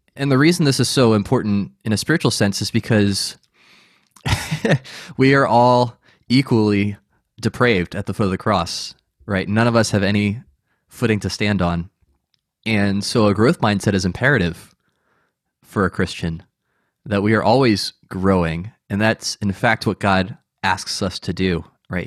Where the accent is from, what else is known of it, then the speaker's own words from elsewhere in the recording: United States; as an American